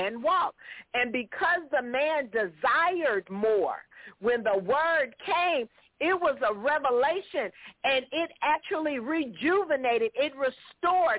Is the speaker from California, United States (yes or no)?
yes; Los Angeles, California, United States; I'm from South Central LA, so I wasn't born on no farm